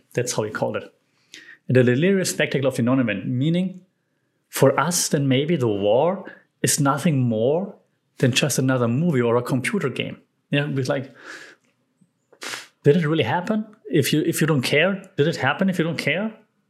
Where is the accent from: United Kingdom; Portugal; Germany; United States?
Germany; English is a second language; Even though I'm from Europe, never been to France, probably because I'm German and, you know, France, Germany.